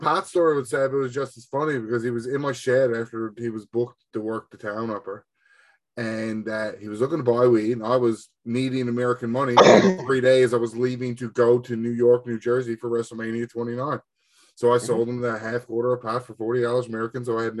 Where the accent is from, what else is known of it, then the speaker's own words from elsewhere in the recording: Canada; Because 1,000%, I'm Canadian.